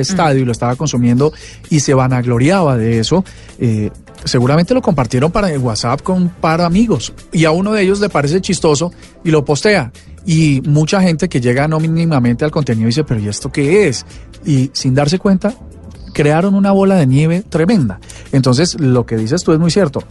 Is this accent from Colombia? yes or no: yes; Colombia; lo que somos los colombianos